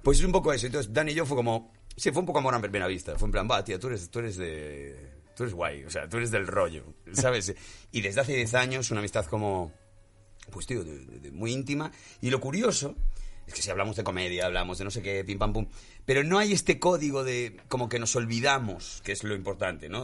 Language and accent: Spanish; Galicia, Spain; yo que vengo de Galicia